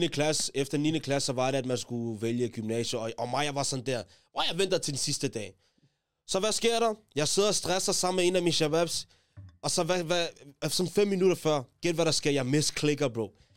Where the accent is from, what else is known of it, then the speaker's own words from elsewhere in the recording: Taastrup, Capital Region of Denmark, Denmark; Jeg kommer fra Tostrup, ligesom JG